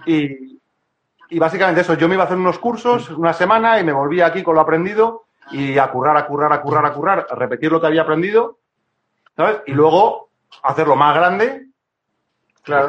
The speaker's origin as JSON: {"language": "Spanish", "town": "Madrid", "region": "Community of Madrid", "country": "Spain", "tie": "born or raised there", "moved": "as an adult", "lives_now": "Cantabria, Spain", "said": "yo cuando era pequeño en Madrid"}